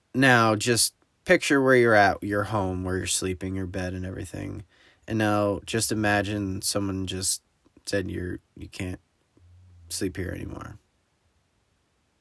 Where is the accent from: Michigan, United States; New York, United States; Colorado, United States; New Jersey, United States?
New Jersey, United States; I'm from New Jersey